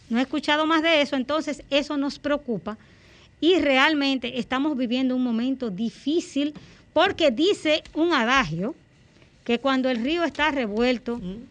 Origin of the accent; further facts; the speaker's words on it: Dominican Republic; como dominicana